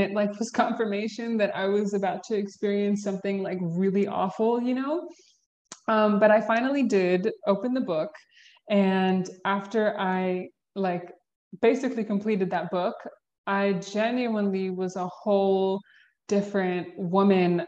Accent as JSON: {"language": "English", "region": "Georgia", "country": "United States", "tie": "born or raised there", "said": "I was born and raised in Georgia. We can start there. Born and raised in the South"}